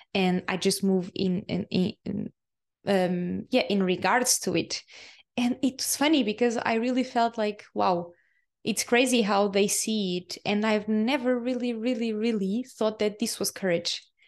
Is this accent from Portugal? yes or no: yes; Portugal; English is a second language; moved away as an adult; Portugal is my home country, and it's the, the country where my soul chose to, uh, be born and to live for so many years